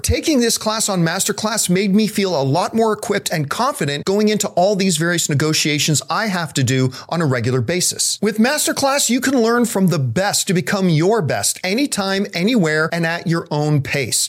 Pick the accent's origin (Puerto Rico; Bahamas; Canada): Canada; growing up in Canadian winters